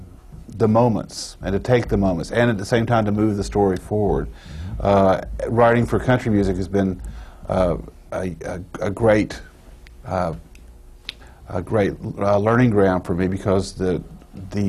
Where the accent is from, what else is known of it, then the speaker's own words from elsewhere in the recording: Durham, North Carolina, United States; moved away as an adult; now in Nashville, United States; I'm originally from Durham, North Carolina